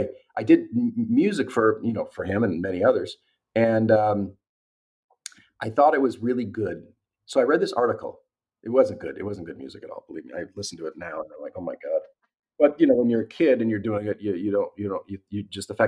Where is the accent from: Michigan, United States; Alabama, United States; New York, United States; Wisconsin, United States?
Wisconsin, United States; Milwaukee; moved away as an adult; also born or lived in California; I'm from Milwaukee